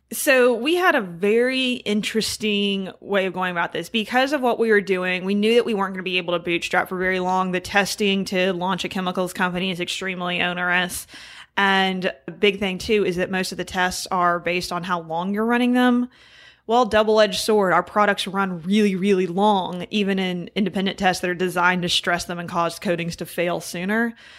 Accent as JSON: {"language": "English", "town": "Houston", "region": "Texas", "country": "United States", "said": "I'm from Houston"}